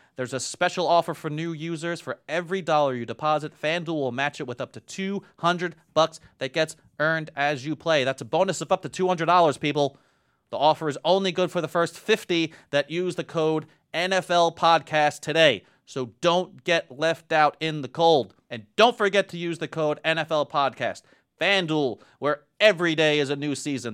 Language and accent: English; New York, United States; I'm from New York